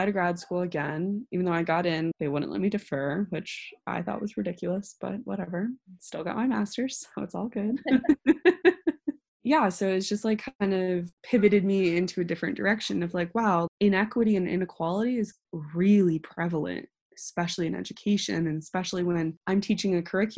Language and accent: English; Northern California, United States; moved away as an adult; also born or lived in Indiana / South Africa; I grew up in Northern California, which is very liberal and very diverse